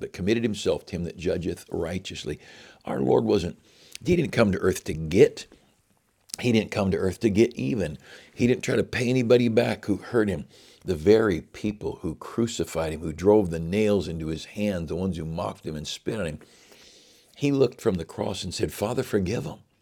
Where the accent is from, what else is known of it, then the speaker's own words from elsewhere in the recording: United States; I'm an American with all of its weaknesses. I'm an American